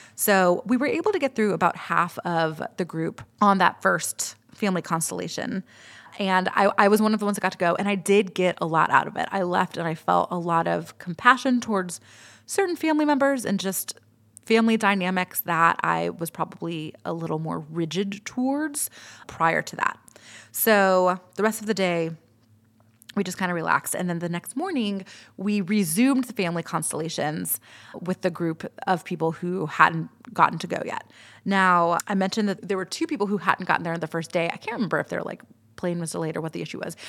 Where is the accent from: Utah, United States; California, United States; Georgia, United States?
Georgia, United States; Atlanta; I'm from Atlanta